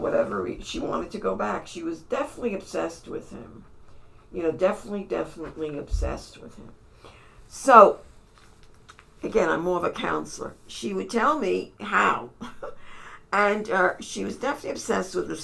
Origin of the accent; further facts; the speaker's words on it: New York City, New York, United States; I was from New York City